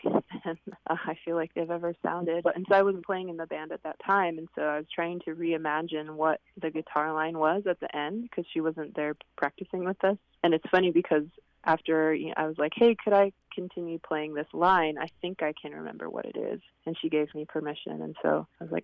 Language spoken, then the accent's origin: English; Swinomish Indian tribal community, Northwest Washington State, United States; I grew up in the Swinomish Indian tribal community that's in between Seattle and Bellingham in Northwest Washington State